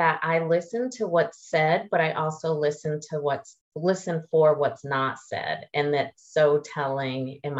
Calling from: Charlotte, North Carolina, United States; I'm calling in from Charlotte, North Carolina, in the East Coast of the States.

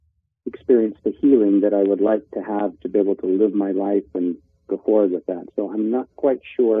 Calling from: St. George, Utah, United States; I'm calling you from St. George, Utah.

